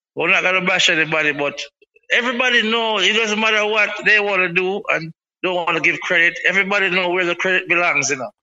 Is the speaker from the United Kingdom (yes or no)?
no; Kingston, Jamaica; I'm from Seaview Garden. Lanspen in Kingston